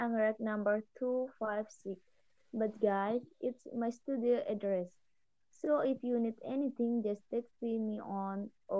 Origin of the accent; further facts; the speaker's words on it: Lombok, West Nusa Tenggara, Indonesia; I'm a vlogger from Lombok, Nusa Tenggara Barat.